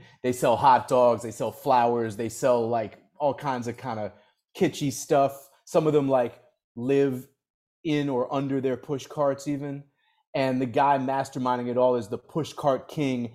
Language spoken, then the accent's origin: English; Boston, Massachusetts, United States; moved away as an adult; also born or lived in New York; I grew up in the Boston area